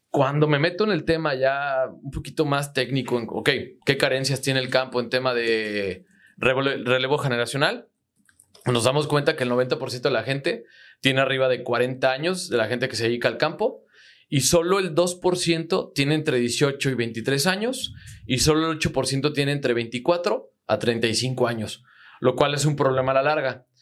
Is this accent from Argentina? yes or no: no; Zitácuaro, Michoacán, Mexico; Yo soy de Zitácuaro, Michoacán